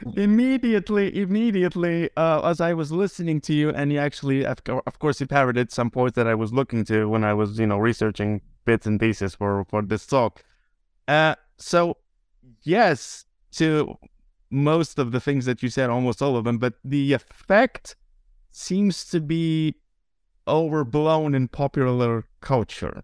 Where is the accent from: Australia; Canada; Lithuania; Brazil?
Lithuania; first language Lithuanian; English is a second language; my native language, Lithuanian